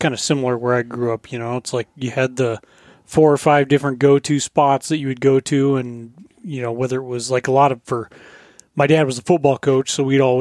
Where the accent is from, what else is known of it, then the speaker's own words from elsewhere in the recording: Colorado, United States; now in Fairbanks, United States; I grew up in pretty rural Colorado and then moving to Fairbanks